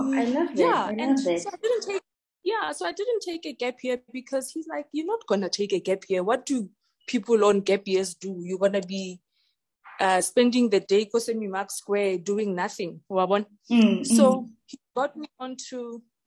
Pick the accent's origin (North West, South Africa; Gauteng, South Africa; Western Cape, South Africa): North West, South Africa; Ga-Rankuwa; Born and bred in Garankuwa